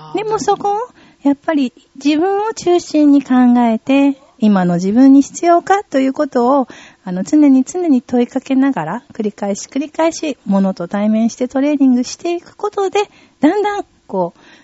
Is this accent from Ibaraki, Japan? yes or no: no; Tokyo, Japan; 私の地元が、はい、東京岡山でして、そこで断捨離を広めている活動をしています